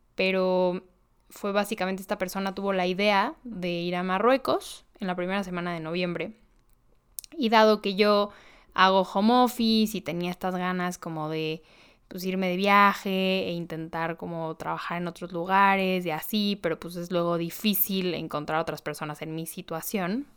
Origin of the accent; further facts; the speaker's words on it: Mexico; vengo de México